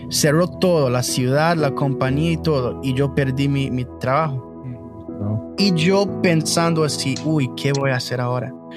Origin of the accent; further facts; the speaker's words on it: Canada; Spanish is a second language; Tengo 26 años y nací aquí en Canadá de, familia brasileña